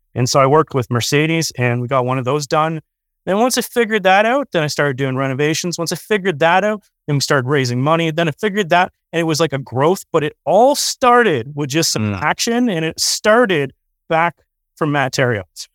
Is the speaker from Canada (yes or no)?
yes; Canada; Canadians just being Canadian is more expensive than being an American. We usually get a lower leverage, higher interest rate.